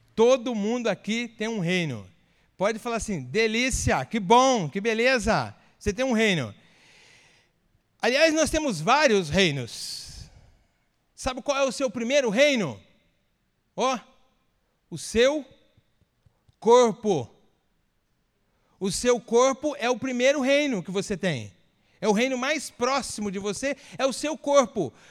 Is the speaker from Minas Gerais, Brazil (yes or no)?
no; Ibitirama, Espírito Santo, Brazil; moved away as an adult; also born or lived in Campinas / Santa Bárbara d'Oeste; Eu sou capixaba de nascimento, nasci numa cidade muito importante lá do estado do Espírito Santo